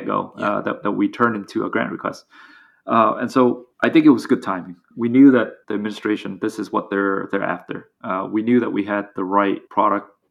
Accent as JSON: {"language": "English", "country": "Vietnam", "tie": "born or raised there", "moved": "yes", "said": "I grew up in Vietnam, all the other founders did as well."}